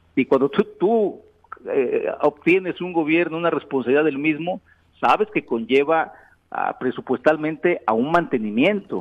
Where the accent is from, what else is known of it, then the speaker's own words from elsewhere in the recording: Yautepec, Morelos, Mexico; una calle en mi pueblo, Yautepec